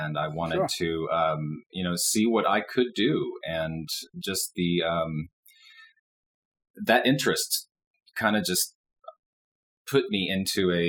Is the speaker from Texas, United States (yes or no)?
yes; Dallas, Texas, United States; moved away as an adult; now in Boulder, United States; I was born and raised in Dallas and lived there for 38 years